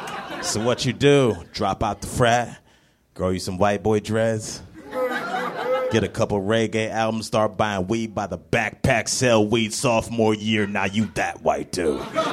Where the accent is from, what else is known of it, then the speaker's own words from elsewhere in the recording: Cleveland, Ohio, United States; But no, I'm from Cleveland. I was too broke to go home to some of my junior year, so I stayed on campus